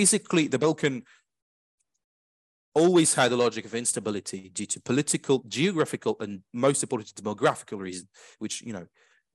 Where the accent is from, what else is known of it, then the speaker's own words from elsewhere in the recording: France; I'm French. I'm from the French Republic